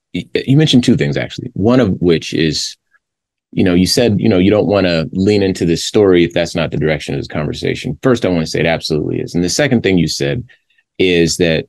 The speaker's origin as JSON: {"language": "English", "town": "Compton", "region": "California", "country": "United States", "tie": "born or raised there", "said": "I'm from Compton myself. That was where I was born."}